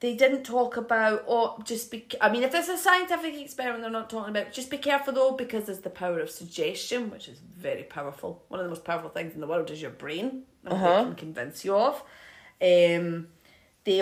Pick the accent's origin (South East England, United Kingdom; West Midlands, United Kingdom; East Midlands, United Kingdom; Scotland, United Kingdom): Scotland, United Kingdom; I'm Scottish